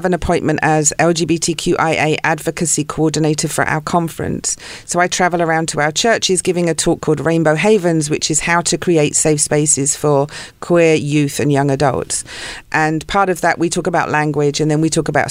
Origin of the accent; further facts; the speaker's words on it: South East England, United Kingdom; moved away as an adult; also born or lived in London / Santa Barbara / Ojai; now in Los Angeles, United States; I was born in London, grew up in the south of England